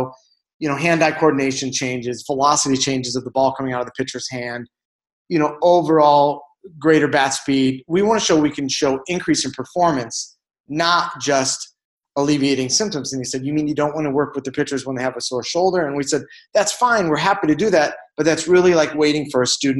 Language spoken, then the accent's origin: English; Chicago, Illinois, United States; moved away as an adult; now in Ahwatukee, United States; I'm from Chicago.